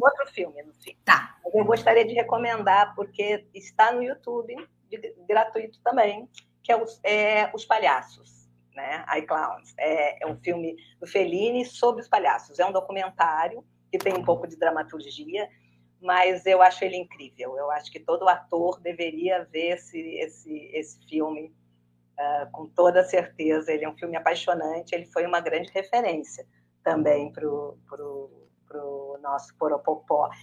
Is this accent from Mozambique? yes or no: no; Porto Alegre, Rio Grande do Sul, Brazil; moved away as an adult; now in Rio de Janeiro, Brazil; Eu mesmo, eu nasci no Rio, eu fui com oito meses para o Sul, morei no Rio Grande do Sul até os 29 anos